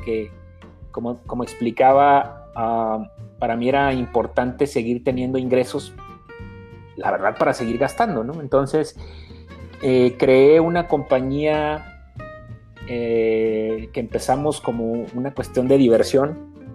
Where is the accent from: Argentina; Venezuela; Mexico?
Mexico; vengo de una educación de familia como, como muchas mexicanas